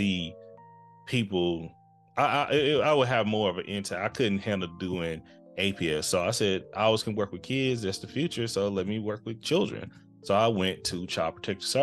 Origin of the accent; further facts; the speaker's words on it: Texas, United States; I'm hailed from the Lone Star State myself